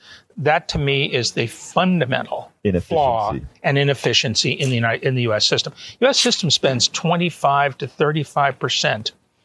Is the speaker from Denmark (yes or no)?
no; Canada; moved away as an adult; also born or lived in Auburn, Alabama, United States / Atlanta, Georgia, United States; now in Toronto, Canada; last August, we sold our condo, mm-hmm, and moved to Toronto. And both my wife and I are Canadian citizens, natives. We were born there. Mm-hmm. So we were able to move back.